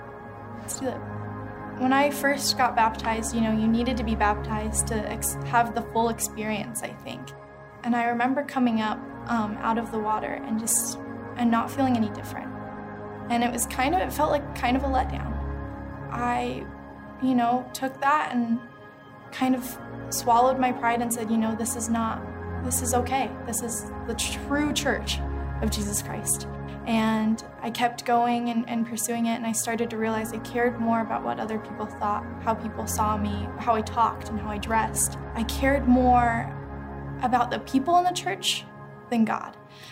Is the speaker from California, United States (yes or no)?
no; Utah, United States; And growing up in Utah, you know, the only thing I knew was Mormonism.